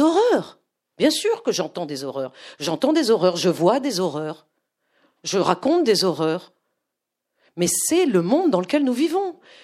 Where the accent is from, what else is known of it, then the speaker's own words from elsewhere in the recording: France; also born or lived in Moscow, Russia; je suis française, que je suis le pur produit de la société française